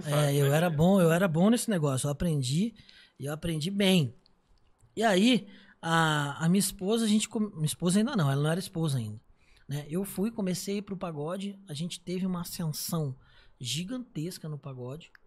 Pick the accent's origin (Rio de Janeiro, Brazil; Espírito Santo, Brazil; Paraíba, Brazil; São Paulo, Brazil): Rio de Janeiro, Brazil; Miguel Pereira; also born or lived in Niterói; era no interior do Rio, era uma cidade chamada Miguel Pereira.